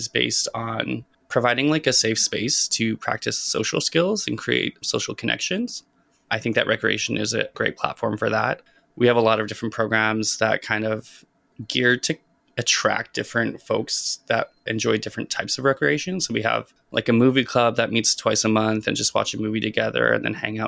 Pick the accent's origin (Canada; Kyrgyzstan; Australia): Canada; Saskatchewan; moved away as an adult; now in Vancouver, Canada; Growing up in Saskatchewan